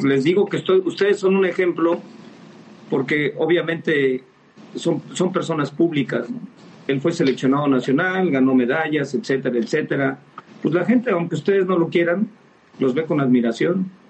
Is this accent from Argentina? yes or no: no; Mexico; somos mexicanos